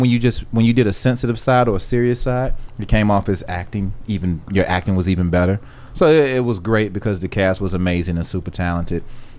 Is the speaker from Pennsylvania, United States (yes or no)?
no; Atlanta, Georgia, United States; I'm from Atlanta